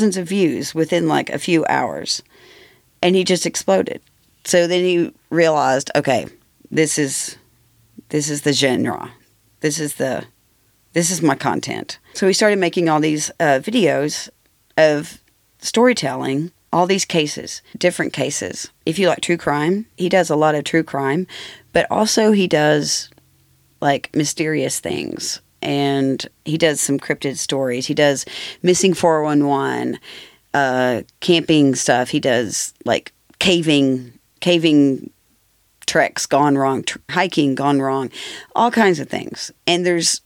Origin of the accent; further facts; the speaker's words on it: Rockford, Tennessee, United States; I'm from Rockford, which is basically Maryville.